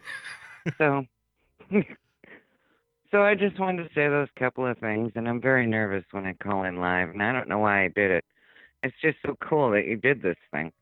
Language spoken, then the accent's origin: English; New York City, New York, United States; also born or lived in Queens; now in Arizona, United States; I'm from the Bronx